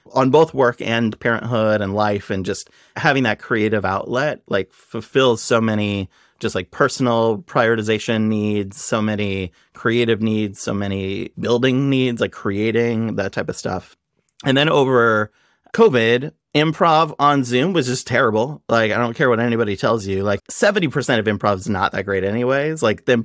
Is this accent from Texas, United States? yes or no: no; Nebraska, United States; So I grew up in Nebraska